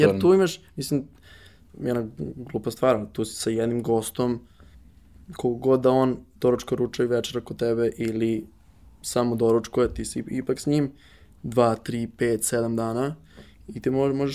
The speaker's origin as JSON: {"language": "Croatian", "country": "Serbia", "also_born_or_lived": "Switzerland", "said": "mi kao Srbi"}